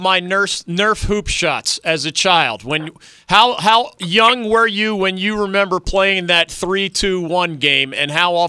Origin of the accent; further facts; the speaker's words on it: Philadelphia, Pennsylvania, United States; moved away; As a little guy growing up in Philly